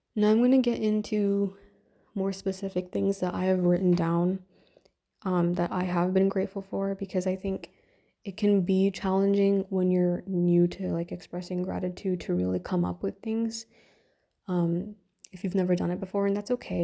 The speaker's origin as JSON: {"language": "English", "country": "Canada", "said": "I'm Indian, Canadian, and living in a, in a Western kind of country"}